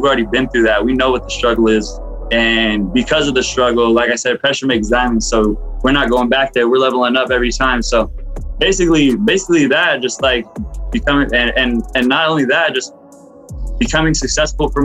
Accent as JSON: {"language": "English", "town": "Fresno", "region": "California", "country": "United States", "also_born_or_lived": "Los Banos, California / Kerman, California", "moved": "as an adult", "said": "I moved away from Fresno"}